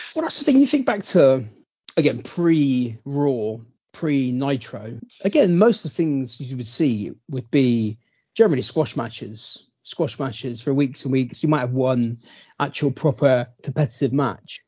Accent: Bristol, South West England, United Kingdom; We're from Bristol

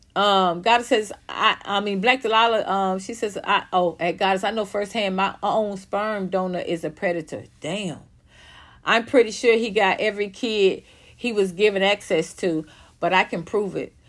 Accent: Atlanta, Georgia, United States; moved away as an adult; also born or lived in Los Angeles; I come from Atlanta, so I, I grew up in a, in a black culture

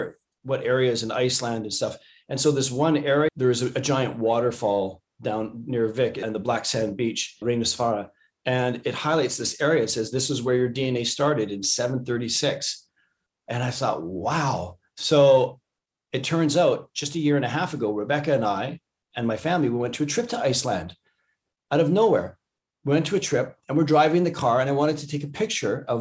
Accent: Canada; I'm Canadian

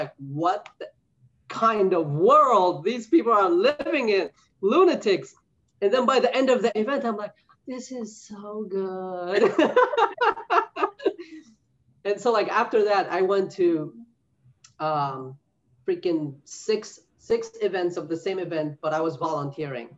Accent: New York City, New York, United States; moved away as an adult; now in North Carolina, United States; I'm originally from New York City. I moved to North Carolina a couple of years ago

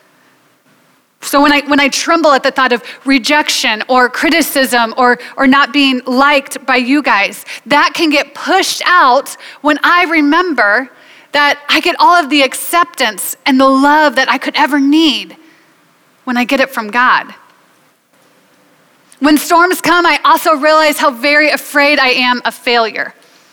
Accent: United States; I'm an American

